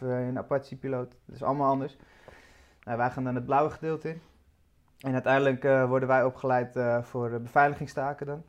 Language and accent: Dutch; Amsterdam, North Holland, Netherlands; also born or lived in Badhoevedorp; Ik eh, ben geboren in, uh, in het dat is Nieuw Sloten. Ja. Dus eh, ja, Amsterdam Nieuw-West